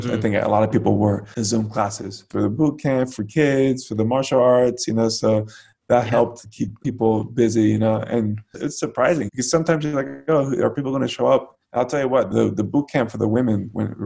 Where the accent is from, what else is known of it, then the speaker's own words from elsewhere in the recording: United States; as an American